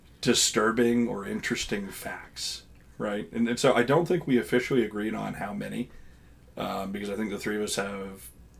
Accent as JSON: {"language": "English", "region": "Eastern Kentucky", "country": "United States", "tie": "born or raised there", "also_born_or_lived": "South Carolina", "said": "I live in Eastern Kentucky and have for most of my life. There were three awkward years in South Carolina, but you know, mom and dad realized, no, we need to go back to Kentucky."}